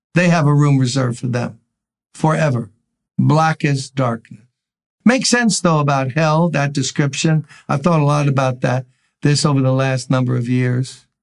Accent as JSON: {"language": "English", "town": "New York City", "region": "New York", "country": "United States", "tie": "born or raised there", "said": "I grew up in Brooklyn."}